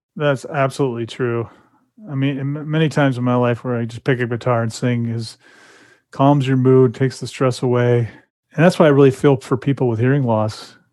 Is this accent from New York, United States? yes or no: no; California, United States; I grew up in California, so that's how they talked